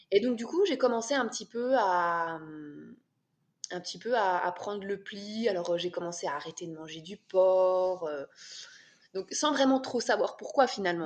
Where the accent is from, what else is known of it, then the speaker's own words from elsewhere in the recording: France; now in Switzerland; je suis française, et euh, j'habite en Suisse avec mon mari